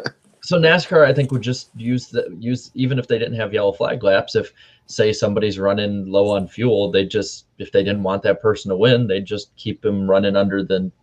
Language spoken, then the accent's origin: English; Midwest, United States; also born or lived in Wisconsin; being a Midwesterner, like 4 hour drives are nothing for us.